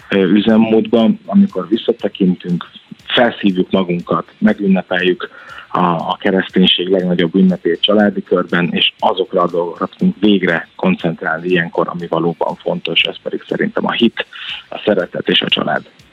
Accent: Gyula, Békés, Hungary; Én Gyuláról származom

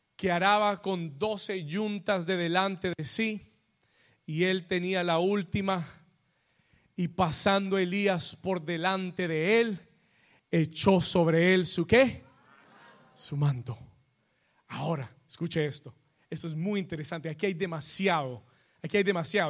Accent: New York, United States; moved away; yo me crié en Nueva York

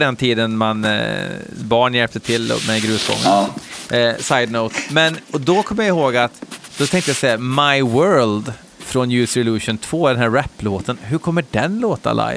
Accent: Hammarö, Värmland, Sweden; hemma på Hammeröa

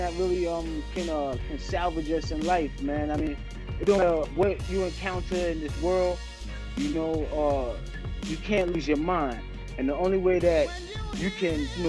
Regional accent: New York City, New York, United States; growing up in QB was a lot of fun

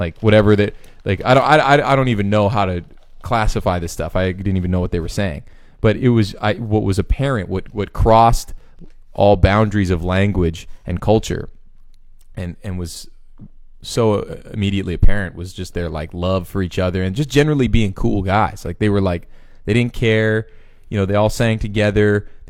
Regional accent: Canada; and I'm like, no, I'm actually Canadian, but not that you care.

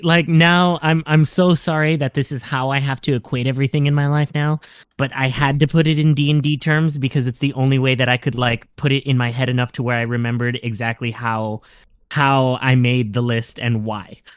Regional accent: California, United States; accent: Californian (Spanish accent); my Spanish accent is very Californian

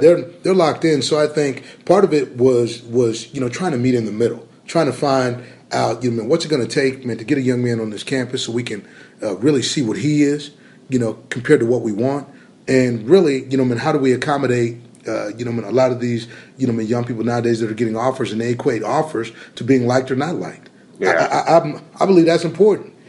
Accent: Arizona, United States; moved away; growing up in Arizona

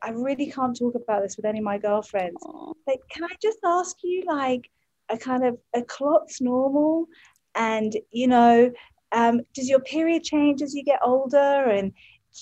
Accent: England, United Kingdom; moved away; I come from England.

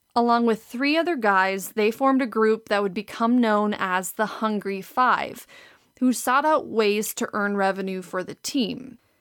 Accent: Green Bay, Wisconsin, United States; moved away as an adult; also born or lived in Saint Louis; I was born and raised in Green Bay

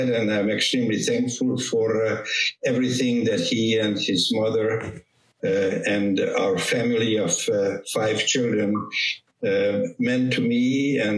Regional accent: Hungary; moved away as an adult; also born or lived in Western Europe; now in United States; used to be Eastern Europe, part of the communist bloc, Hungary um, my father was a physician. My brother was a physician. My grandfather was a physician. So I'm coming from a physician family

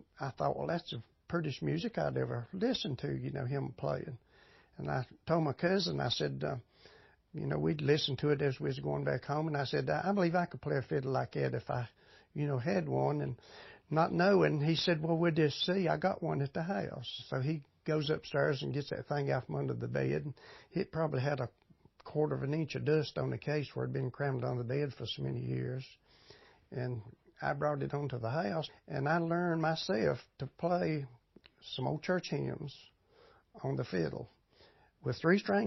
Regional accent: Ararat, Virginia, United States; moved away as an adult; now in Mount Airy, United States; Born and raised in Ararat. It's only 12 miles from here

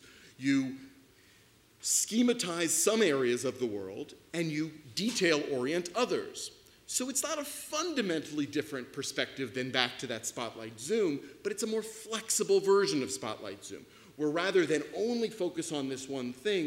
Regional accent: New York, United States; I am a New Yorker

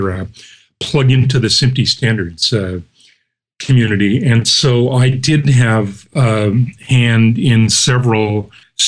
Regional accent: Canada; being Canadian

